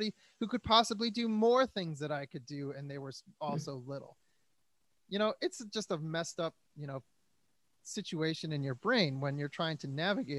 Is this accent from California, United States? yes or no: no; Detroit, Michigan, United States; now in Los Angeles, United States; I'm a musician from Detroit in LA.